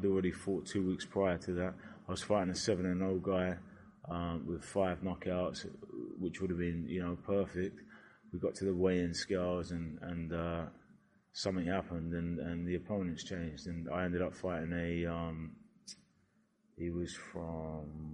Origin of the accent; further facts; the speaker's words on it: Brighton, South East England, United Kingdom; Brighton, my hometown